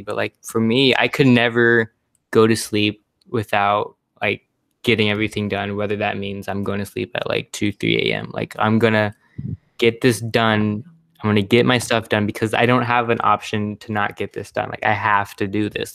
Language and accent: English; Houston, Texas, United States; also born or lived in Connecticut; I'm from Houston. I live in Houston. My family lives, lives in Houston, but I go to the University of Connecticut